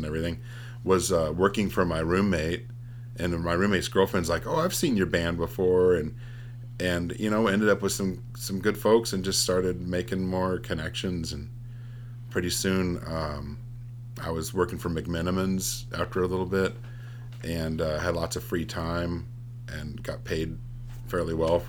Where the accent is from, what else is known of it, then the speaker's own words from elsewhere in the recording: Nevada City, California, United States; also born or lived in Berkeley, California / Oakland, California / Chico, California; now in Portland, United States; I grew up in the Bay Area when I was a little kid. And then my formative, like, 7 to 18 years, I was in the Nevada City area, which is a really rich cultural area.